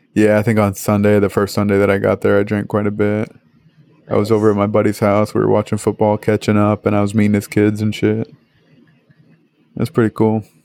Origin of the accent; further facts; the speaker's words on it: Northeast, United States; moved away; I'm from the Northeast